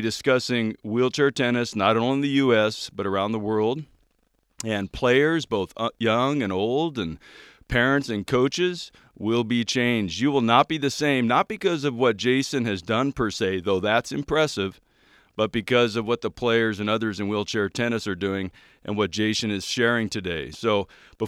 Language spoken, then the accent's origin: English; Orange County, California, United States; I'm from Orange County